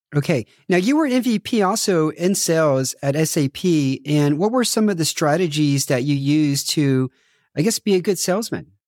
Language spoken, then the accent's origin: English; United States; moved away; I'm American, so I didn't grow up watching football